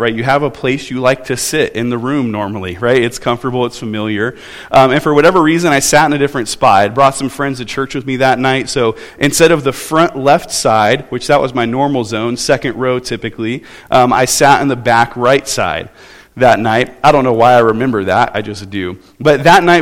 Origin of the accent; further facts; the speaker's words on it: Southern California, United States; moved away; I grew up in Southern California